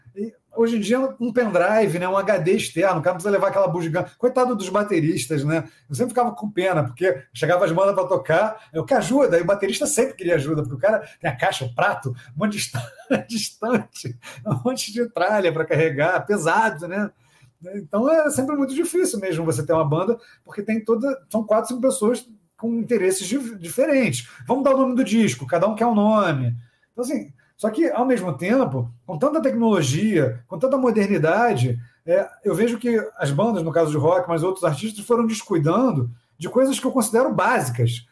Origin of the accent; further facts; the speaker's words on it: Niterói, Rio de Janeiro, Brazil; also born or lived in São Paulo; a gente não é do Rio, a gente é de Niterói